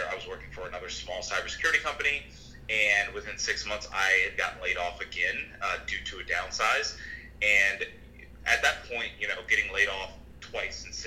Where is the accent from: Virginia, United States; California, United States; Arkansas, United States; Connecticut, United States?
Virginia, United States; Ashburn; moved away as an adult; now in San Diego, United States; I'm actually from Virginia. I'm from Northern Virginia. I grew up in Ashburn, Virginia.